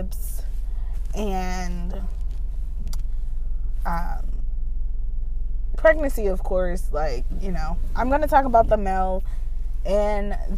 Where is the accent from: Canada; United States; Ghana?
United States; I grew up in the States, meaning United States